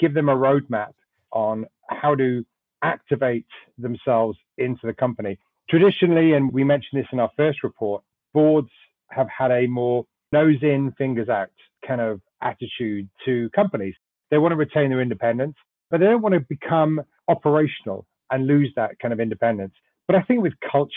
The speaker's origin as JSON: {"language": "English", "region": "Wales", "country": "United Kingdom", "also_born_or_lived": "London", "moved": "as an adult", "lives_now": "United States", "said": "Originally from Wales, I'm a Welshman. I worked in London for a few years, and then I moved over here in the mid-2000s."}